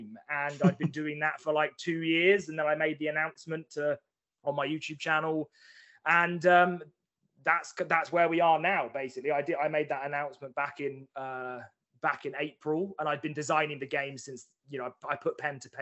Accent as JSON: {"language": "English", "town": "Chelmsford", "region": "East of England", "country": "United Kingdom", "tie": "born or raised there", "moved": "as an adult", "lives_now": "Manchester, United Kingdom", "said": "I'm an Essex boy at heart, like born and bred Essex boy."}